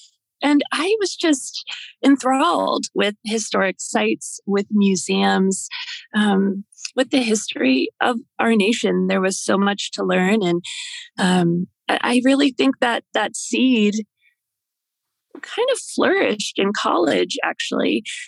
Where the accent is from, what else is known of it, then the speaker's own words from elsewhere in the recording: Pittsburgh, Pennsylvania, United States; now in Washington, D.C., United States; So I was born and raised in the great city of Pittsburgh, Pennsylvania. So not too far from where I live now in Washington, D.C.